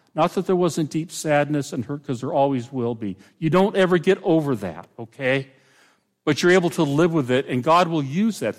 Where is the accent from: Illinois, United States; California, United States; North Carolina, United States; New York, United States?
California, United States; Pomona; moved away; I grew up in Pomona, which is where the fair was